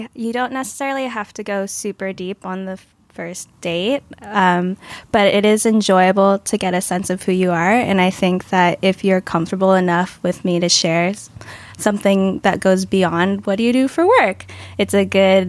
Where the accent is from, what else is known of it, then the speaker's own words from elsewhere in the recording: Los Angeles, California, United States; I'm 26 and I grew up in Los Angeles, but I moved around a lot.